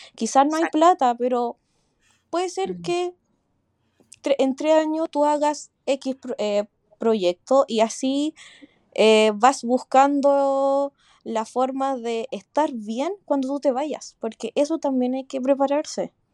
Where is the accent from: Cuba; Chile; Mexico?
Chile; moved away as an adult; now in Sydney, Australia; mi país, que es Chile